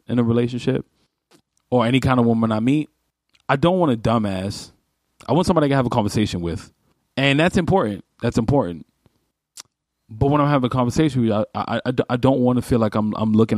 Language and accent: English; New York City, New York, United States; I'm a New Yorker